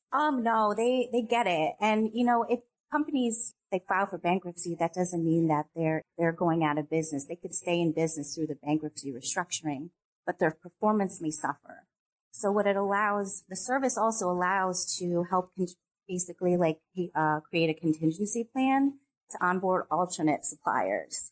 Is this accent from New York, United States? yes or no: yes; upstate New York, United States; I was raised in New York, upstate New York